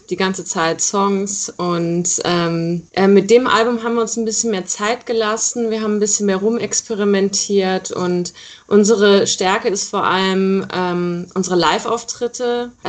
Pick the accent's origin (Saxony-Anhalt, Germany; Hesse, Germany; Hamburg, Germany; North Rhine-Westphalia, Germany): North Rhine-Westphalia, Germany; ich komme aus dem Rheinland. Ah, okay. Äh, da Aachen die Ecke, genau.